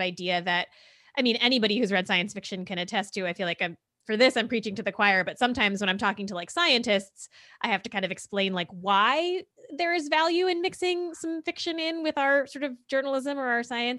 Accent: central New Jersey, United States; I grew up in New Jersey, in central New

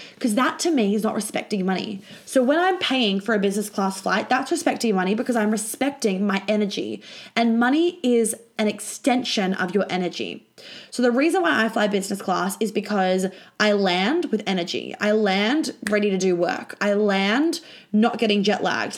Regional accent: Australia; when I was flying home from London to Australia

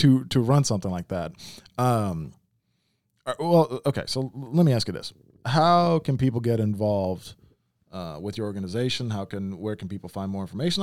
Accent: Memphis, Tennessee, United States; I grew up in Memphis, like, I grew up around black folks

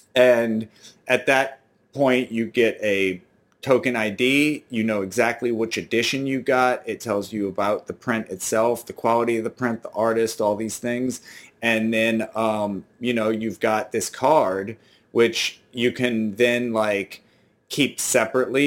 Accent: New Orleans, Louisiana, United States; I'm from New Orleans

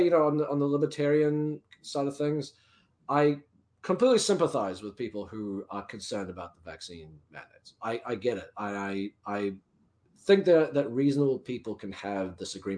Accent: New Zealand; now in United States

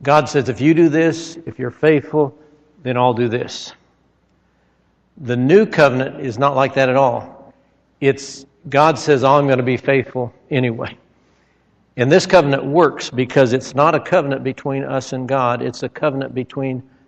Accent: Nebraska, United States; when I was a child, I grew up in Nebraska

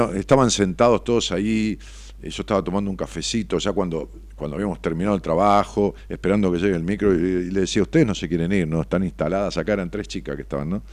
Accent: Ramos Mejía, Buenos Aires Province, Argentina; para mi pueblo, para Roma Mejía, lo que, lo que fue mi pueblo toda la vida

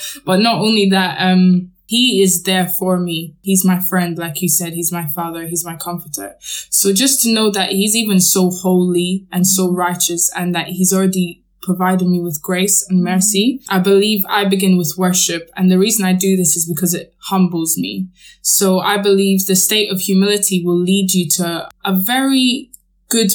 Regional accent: Scotland, United Kingdom; I grew up in Scotland and I went to a Catholic school.

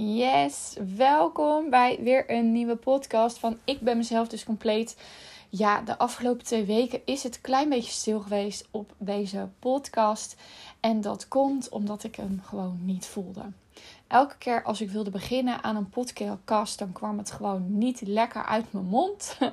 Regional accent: Rotterdam, South Holland, Netherlands; Ik woon dan vlak naast Rotterdam en ik ben in Rotterdam opgegroeid.

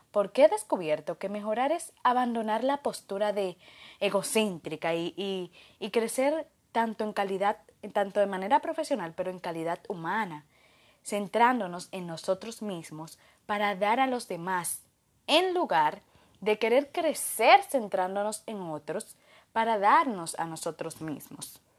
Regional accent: Dominican Republic; de República Dominicana, psicólogo organizacional especialista en gestión humana y felicidad laboral

